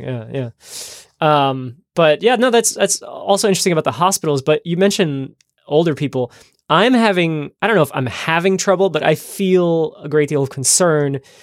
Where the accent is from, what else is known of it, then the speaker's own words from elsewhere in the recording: New Jersey, United States; now in Amsterdam, Netherlands; my home state of New Jersey